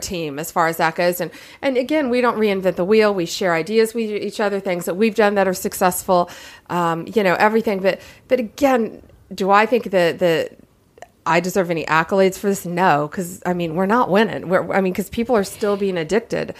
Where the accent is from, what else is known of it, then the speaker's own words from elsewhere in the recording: Tampa, Florida, United States; I'm from Central Florida. I'm from Tampa Bay